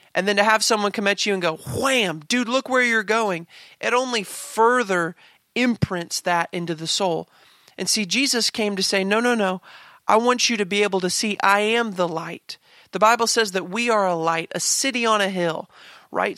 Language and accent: English; Kansas, United States; I grew up in Kansas